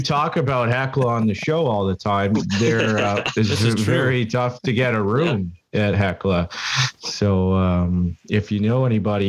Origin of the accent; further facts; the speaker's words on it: Canada; hey, I'm Canadian. Can you squeeze me in?